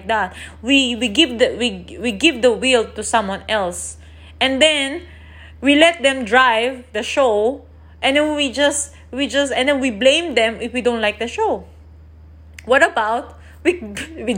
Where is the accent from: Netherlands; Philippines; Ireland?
Philippines; I'm Asian, I'm from the Philippines